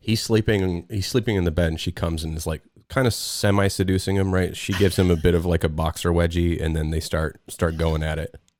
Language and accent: English; Salt Lake City, Utah, United States; I'm from Salt Lake